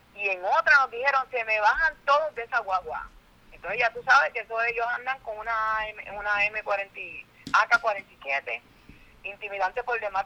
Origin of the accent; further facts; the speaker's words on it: Puerto Rico; una artista puertorriqueña